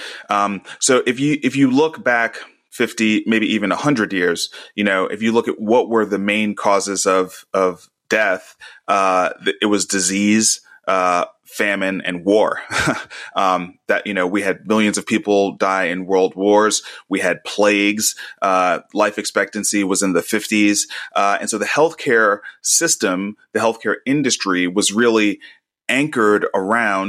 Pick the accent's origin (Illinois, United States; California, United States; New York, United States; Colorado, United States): New York, United States; New York City; moved away as an adult; now in Nashville, United States; I was born and raised in Brooklyn